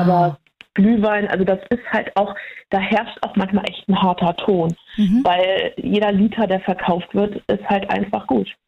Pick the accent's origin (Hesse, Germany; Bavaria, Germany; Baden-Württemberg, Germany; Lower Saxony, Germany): Lower Saxony, Germany; near Lüneburg; ich komme aus der Nähe von Lüneburg